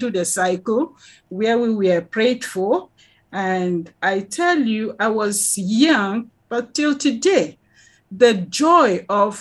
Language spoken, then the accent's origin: English; Miango, Plateau, Nigeria; now in Jos, Nigeria; I came from Miango to Jos. I live in Jos right now, but I'm Rigwe by tribe from the nation of Rigwe